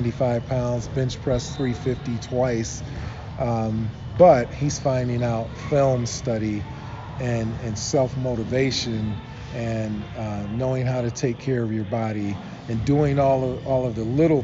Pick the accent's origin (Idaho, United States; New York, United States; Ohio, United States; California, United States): Ohio, United States; Akron; I grew up in Akron, Ohio